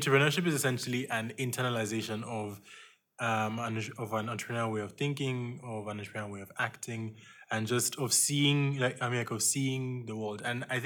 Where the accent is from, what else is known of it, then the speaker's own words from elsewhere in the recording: Nigeria; moved away; I'm a founding student from Nigeria, well, soon to be graduate